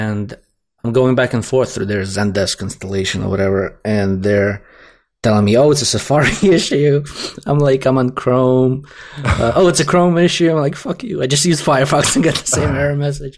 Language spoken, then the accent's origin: English; Russia; accent: slight Russian; moved away; I'm the guy with the slight Russian accent